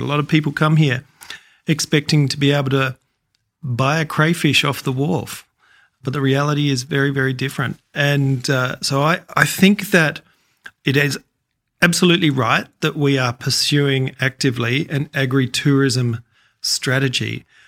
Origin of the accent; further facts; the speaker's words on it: Adelaide, South Australia, Australia; moved away as an adult; now in Tasmania, Australia; I grew up in Adelaide